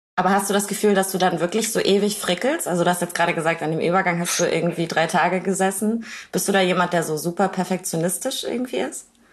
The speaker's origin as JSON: {"language": "German", "town": "Kiel", "region": "Schleswig-Holstein", "country": "Germany", "tie": "born or raised there", "said": "meiner Heimatstadt Kiel"}